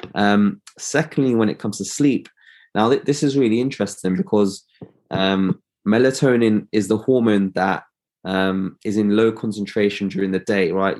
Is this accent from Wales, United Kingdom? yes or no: no; London, United Kingdom; I'm an optometrist from London.